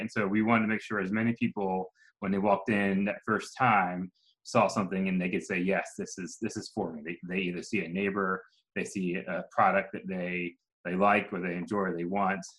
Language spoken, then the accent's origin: English; just outside Philadelphia, Pennsylvania, United States; moved away as an adult; now in Atlanta, United States; I'm from Pennsylvania, just outside Philadelphia. I grew up in a small town